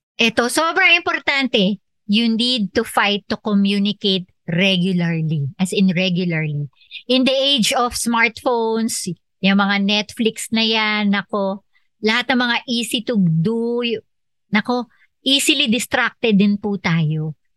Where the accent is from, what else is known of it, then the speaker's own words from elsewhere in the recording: Philippines; ako Filipino